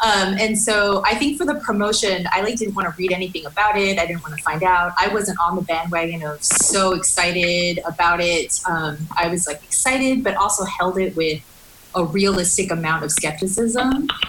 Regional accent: United States; For the sake of this conversation, I am Korean American, second gen

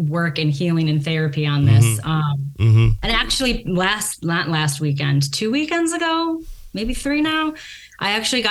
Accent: Chicago, Illinois, United States; moved away as an adult; now in California, United States; I grew up in Chicago, or suburbs of Chicago, rather, the west suburbs, DuPage County.

